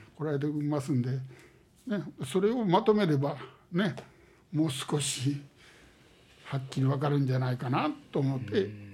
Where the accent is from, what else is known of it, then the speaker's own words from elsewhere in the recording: Osaka, Japan; ここで生まれてここで育って